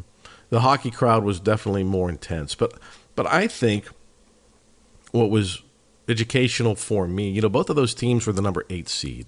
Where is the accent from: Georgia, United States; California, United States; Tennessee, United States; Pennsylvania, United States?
Pennsylvania, United States; Pittsburgh; I'm from Pittsburgh.